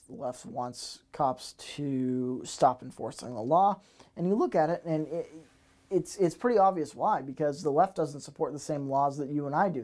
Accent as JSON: {"language": "English", "country": "United States"}